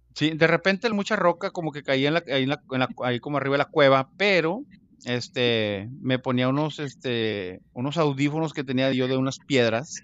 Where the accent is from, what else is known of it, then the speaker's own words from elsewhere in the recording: Mexico; now in United States; nosotros como mexicanos